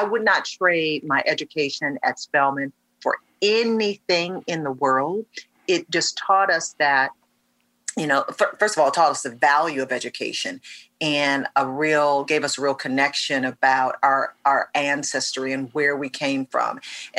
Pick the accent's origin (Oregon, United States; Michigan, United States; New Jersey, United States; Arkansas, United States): Michigan, United States; Detroit; born or raised there